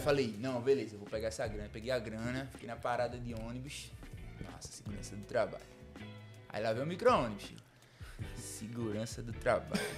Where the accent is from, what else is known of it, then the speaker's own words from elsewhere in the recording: Jaboatão dos Guararapes, Pernambuco, Brazil; also born or lived in Ceará; lá no meu bairro eu sou de Marcos Freire